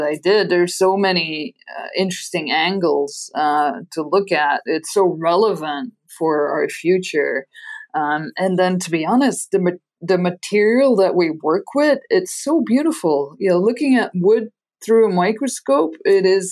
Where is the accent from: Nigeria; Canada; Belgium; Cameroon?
Belgium; first language Dutch; English is a second language; moved away as an adult; now in Arizona, United States; So maybe from my accent, you can hear that my mother tongue is Dutch. So I'm from Belgium originally. I got all of my education in Belgium